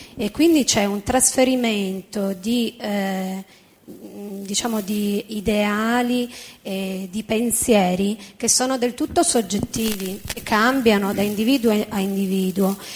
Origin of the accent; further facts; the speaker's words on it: Turin, Piedmont, Italy; moved away as an adult; now in Rome, Italy; Parlo da torinese, no? che vive a Roma da 14 anni.